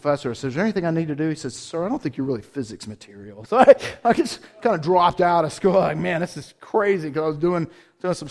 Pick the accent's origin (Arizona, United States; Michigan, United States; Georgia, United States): Georgia, United States; I grew up in Georgia, went to a small, very conservative school in Georgia.